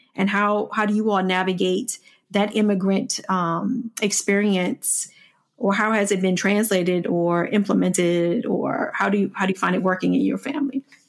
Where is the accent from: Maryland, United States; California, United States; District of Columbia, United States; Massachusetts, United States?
District of Columbia, United States; Washington; growing up in Washington, D C